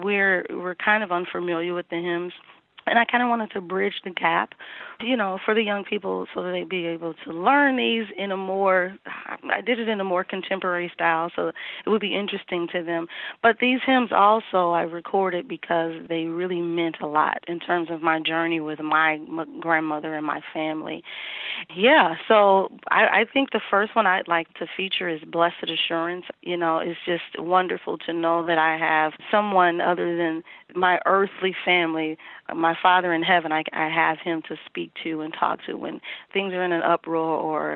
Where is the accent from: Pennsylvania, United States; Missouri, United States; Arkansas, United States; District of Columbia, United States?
Missouri, United States; St. Louis; moved away as an adult; now in Minneapolis, United States; I am originally from St. Louis, Missouri, and I moved here in 1995